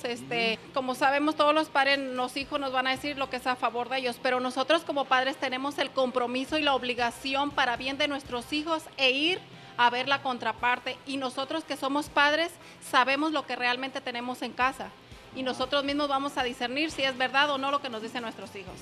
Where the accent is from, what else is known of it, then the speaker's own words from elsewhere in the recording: Michoacán, Mexico; moved away; Soy Michoacán, México.